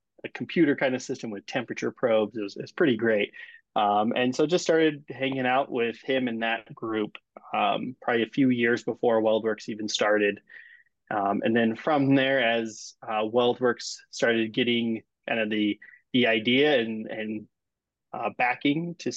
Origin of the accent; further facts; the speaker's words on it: Wyoming, United States; now in Colorado, United States; I'm originally from Wyoming, so not too far